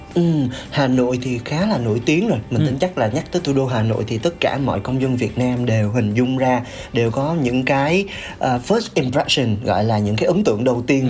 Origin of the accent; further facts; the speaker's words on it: Mekong Delta, Vietnam; now in Ho Chi Minh City, Vietnam; mình cũng là một cái người uh, sinh sống và làm việc ở thành phố hồ chí minh nhưng mà mình là người miền tây